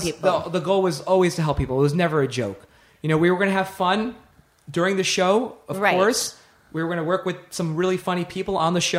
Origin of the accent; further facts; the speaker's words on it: Nashville, Tennessee, United States; I grew up in Nashville and came out the first time in the 80s.